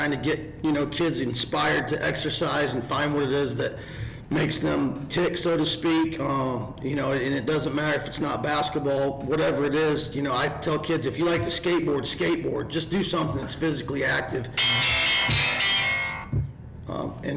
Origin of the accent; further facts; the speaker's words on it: Northern Indiana, United States; now in South Carolina, United States; I'm from Northern Indiana